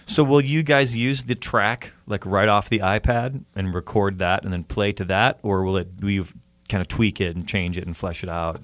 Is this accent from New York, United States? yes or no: no; outside of Chicago, Illinois, United States; now in Pasadena, United States; I grew up outside of Chicago in like a suburban type area with a lot of cornfields